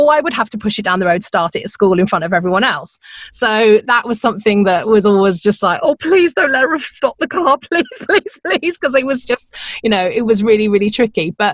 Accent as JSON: {"language": "English", "town": "Uppingham", "region": "East Midlands", "country": "United Kingdom", "tie": "born or raised there", "also_born_or_lived": "Oakham", "moved": "as an adult", "lives_now": "Phoenix, United States", "said": "I grew up in the Midlands in a little town called Uppingham, which is kind of halfway between Leicester and Peterborough"}